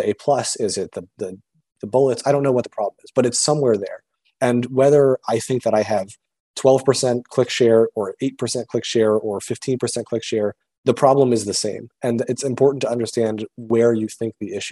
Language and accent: English; Connecticut, United States; moved away as an adult; also born or lived in Richmond, Virginia; now in Boston, United States; So I grew up in Connecticut, and I grew up on the New York side of Connecticut